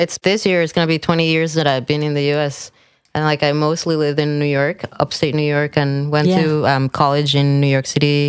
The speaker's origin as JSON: {"language": "English", "region": "Mexico City", "country": "Mexico", "tie": "born or raised there", "said": "Yeah, Mexico City. And all my mom's part of the family is from Mexico City. And then my dad's from Maryland."}